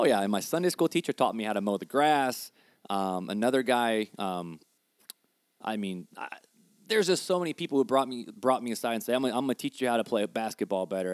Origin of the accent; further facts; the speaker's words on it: Hammond, Indiana, United States; also born or lived in Highland, Indiana; I was born and bred on the streets of Hammond. Hammond, Indiana